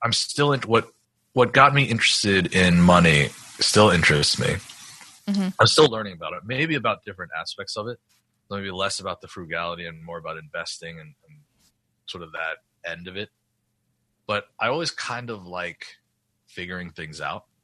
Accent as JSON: {"language": "English", "region": "New York", "country": "United States", "tie": "born or raised there", "moved": "yes", "said": "I grew up in New York"}